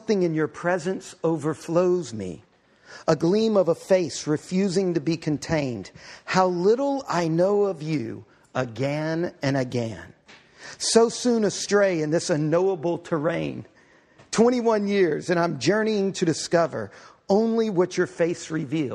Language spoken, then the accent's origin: English; Galveston, Texas, United States; I grew up right outside of Galveston, Texas